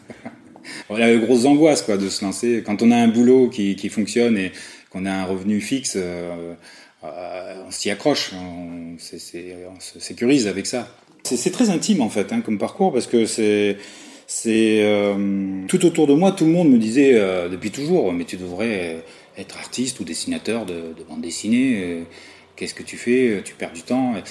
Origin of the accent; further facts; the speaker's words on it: Avignon, Provence-Alpes-Côte d'Azur, France; also born or lived in Soissons, Aisne, France; Je suis arrivé en Avignon euh, à l'âge de 9 ans. Je suis né à Soissons, dans l'Aisne